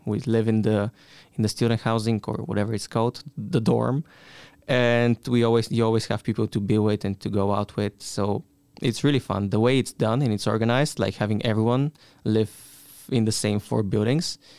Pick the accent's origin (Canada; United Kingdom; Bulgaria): Bulgaria; moved away as an adult; now in Stuttgart, Germany; from Bulgaria.